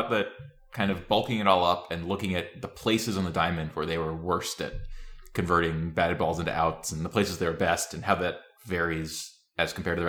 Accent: Tennessee, United States; I don't know if you'd guess that I'm from Tennessee.

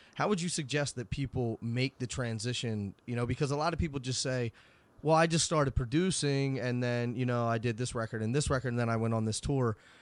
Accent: Philadelphia, Pennsylvania, United States; I'm from Philly, as everybody knows

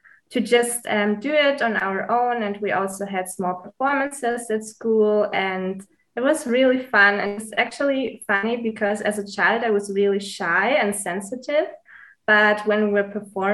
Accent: Munich, Bavaria, Germany; also born or lived in Greece; I'm originally from Greece, but I was born and raised in Munich, Germany. I'm also living in Munich right now

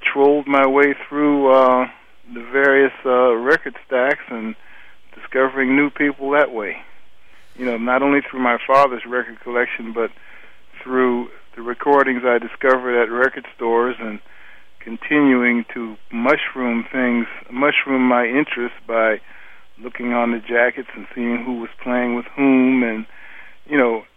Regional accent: Cleveland, Ohio, United States; I grew up in Cleveland, Ohio

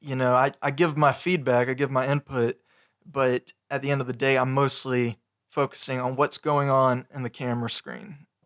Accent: Augusta, Georgia, United States; moved away as an adult; now in Aiken County, United States; I was raised in the Augusta area, but I moved to Aiken County when I got married

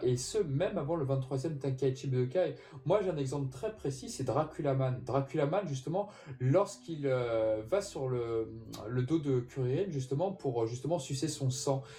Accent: France; chez nous en France

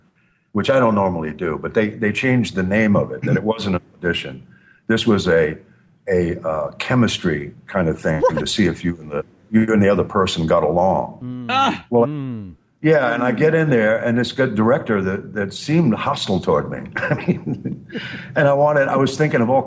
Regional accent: New York, United States; moved away; I'm from New York

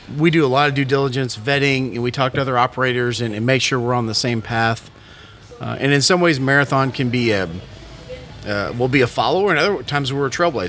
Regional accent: Waco, Texas, United States; now in Houston, United States; born and raised in Waco, Texas, went to Baylor University.

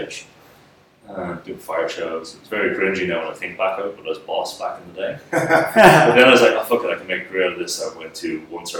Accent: Dublin, Leinster, Ireland; I was born in Dublin. So, I was in Dublin for quite some time. In primary school and secondary school

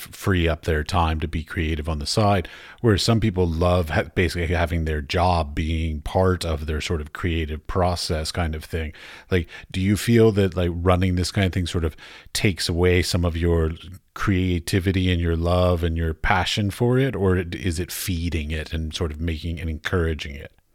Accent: United States; I grew up outside of Washington, D C

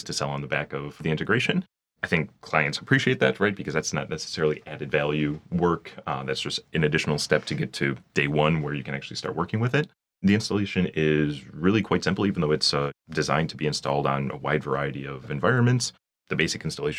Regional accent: Michigan, United States; moved away as an adult; also born or lived in Detroit suburbs; now in Paris, France; I was born and raised in Michigan

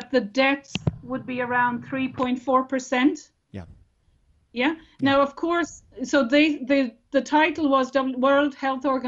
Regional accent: Ireland; we as Irish people

